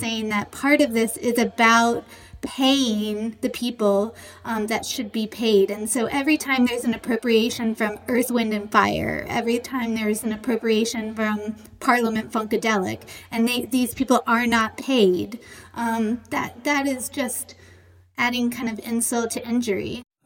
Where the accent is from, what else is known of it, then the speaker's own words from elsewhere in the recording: the South, United States; I grew up in the South